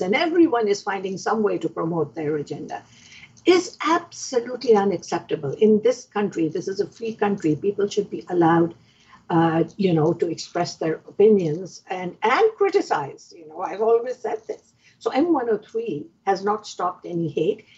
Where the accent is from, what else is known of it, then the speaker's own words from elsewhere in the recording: Pakistan; now in Canada; I am originally from Pakistan, so I understand the language